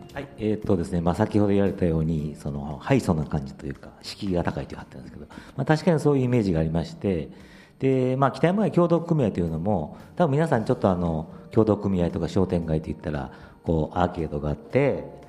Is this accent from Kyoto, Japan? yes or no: yes; Kyoto, Japan; also born or lived in Nagasaki / Osaka; もともと小学校4年の時に京都に来まして。で、まあ、長崎生まれの時大阪来て京都に来たんですけども